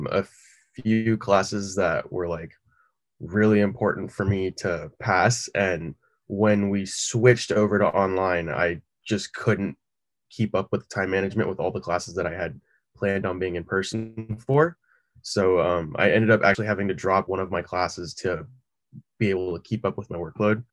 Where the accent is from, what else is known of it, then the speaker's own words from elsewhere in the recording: Corona, California, United States; I went to Corona High School